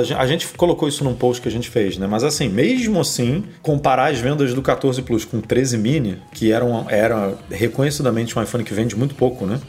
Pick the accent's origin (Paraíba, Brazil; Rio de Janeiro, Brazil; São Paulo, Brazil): Rio de Janeiro, Brazil; eu sou do Rio, né? A minha linha é 21, DDD 21.